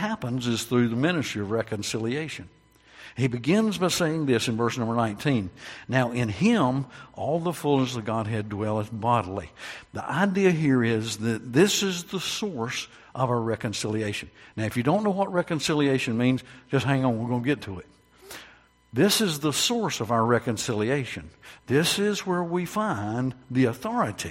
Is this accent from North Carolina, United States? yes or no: yes; North Carolina, United States; I was born in North Carolina